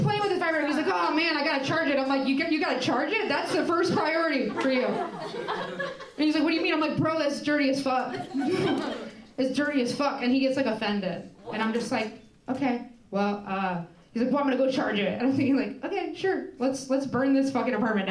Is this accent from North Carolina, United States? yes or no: no; Indiana, United States; I grew up in Indiana